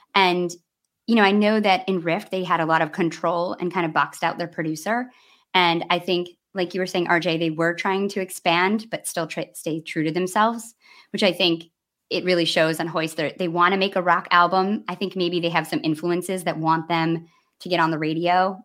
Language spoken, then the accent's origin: English; Midwest, United States; as a Midwesterner